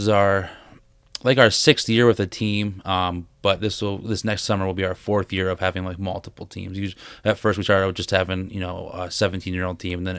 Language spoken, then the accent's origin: English; Salamanca, New York, United States; also born or lived in Florida / Pennsylvania; Yeah, I'm originally from Salamanca. I was born there and lived there for a while. We moved around quite a bit. Spent time in Florida and Pennsylvania. Back to Florida and then ended up graduating high school in Pennsylvania.